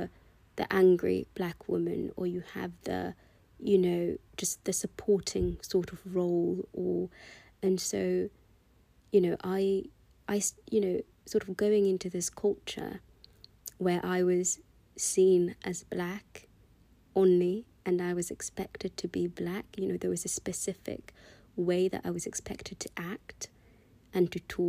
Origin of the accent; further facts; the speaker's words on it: United Kingdom; accent: British; I worked so hard to lose my British accent, and I did actually sort of accomplish that. It's only that recently, since I've moved back to London, that I've sort of allowed myself to go back to my British accent.